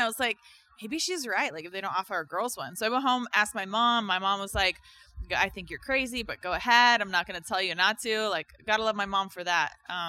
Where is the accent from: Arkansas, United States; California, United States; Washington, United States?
Washington, United States; Tacoma; So I was born in Tacoma, Washington. {S0} Okay. {S2} I grew up there as a, I don't know, outdoorsy sort of tomboy girl.